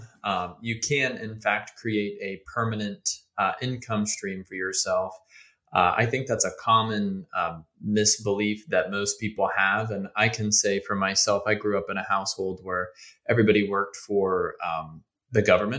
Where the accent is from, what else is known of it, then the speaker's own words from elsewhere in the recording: Northeastern United States, United States; So I grew up in the Northeast